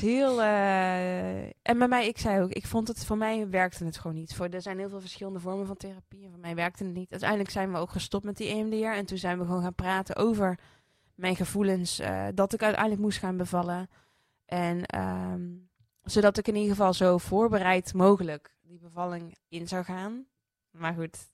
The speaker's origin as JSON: {"language": "Dutch", "country": "Netherlands", "tie": "born or raised there", "said": "Ik ben opgegroeid in Sprankapelle, een christelijk dorp"}